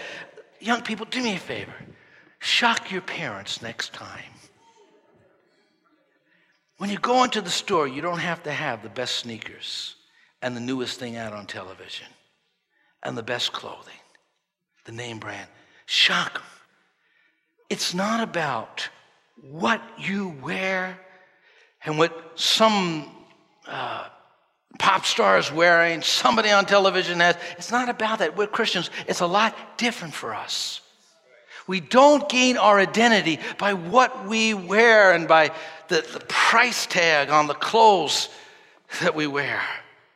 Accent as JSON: {"language": "English", "region": "New York", "country": "United States", "tie": "born or raised there", "said": "growing up in New York"}